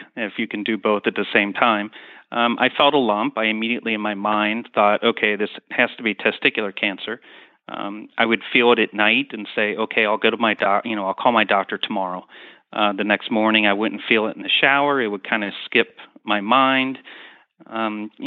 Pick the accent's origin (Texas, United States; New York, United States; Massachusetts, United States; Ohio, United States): Ohio, United States; Cincinnati; moved away as an adult; also born or lived in South Florida; I'm born and raised in Cincinnati